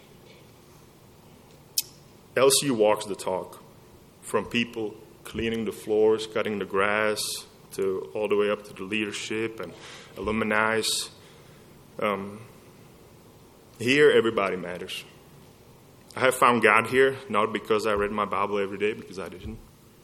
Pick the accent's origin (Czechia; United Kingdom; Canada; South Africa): Czechia; moved away as an adult; now in Lubbock, United States; I came from Czech Republic, from a culture that's completely different than Lubbock, Texas